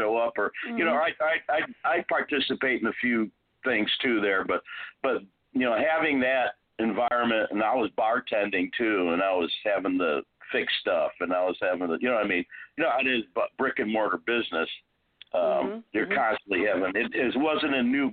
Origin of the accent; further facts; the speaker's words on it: Chicago, Illinois, United States; moved away as an adult; now in Houston, United States; I'm born and raised in Chicago